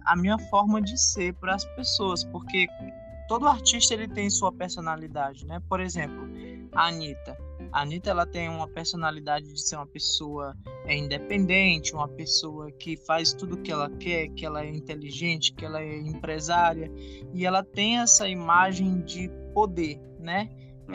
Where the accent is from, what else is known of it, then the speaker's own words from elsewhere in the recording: Fortaleza, Ceará, Brazil; Eu sou de Fortaleza, Ceará, sou artista independente